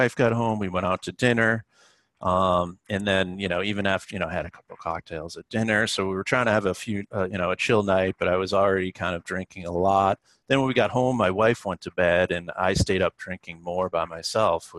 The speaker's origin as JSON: {"language": "English", "town": "Boston", "region": "Massachusetts", "country": "United States", "moved": "yes", "lives_now": "Brooklyn, United States", "said": "I'm from Boston"}